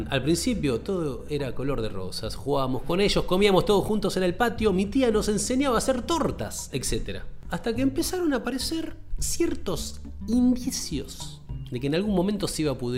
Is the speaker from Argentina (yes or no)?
yes; Pérez, Santa Fe, Argentina; de Pérez. ¿Eh? Actualmente tengo 30 años. Pérez es un lugar en Santa Fe.